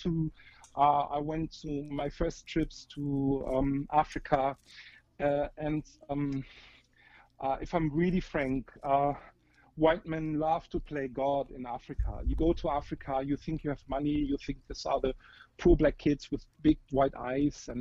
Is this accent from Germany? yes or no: yes; Germany; I'm 47, I'm from Germany, married to an Indian.